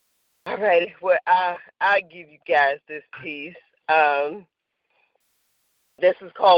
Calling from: Gary, Indiana, United States; I'm calling from Gary, Indiana.

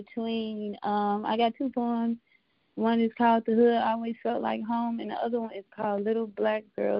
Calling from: Chicago, Illinois, United States; from Chicago.

